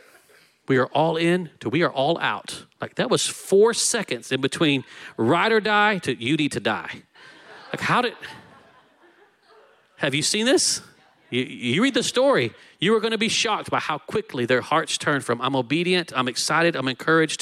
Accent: Texas, United States; I'm Texan.

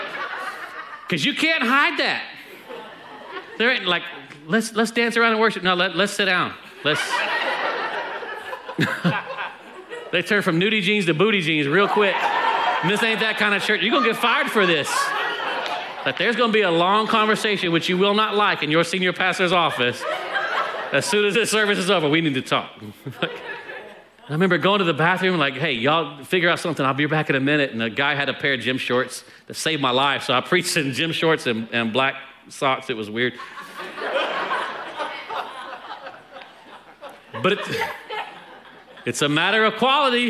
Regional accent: Texas, United States; we're from Texas

